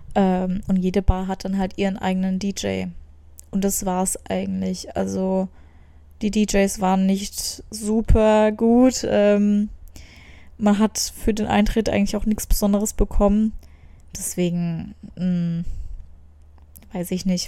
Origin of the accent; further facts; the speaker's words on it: Germany; als Deutsche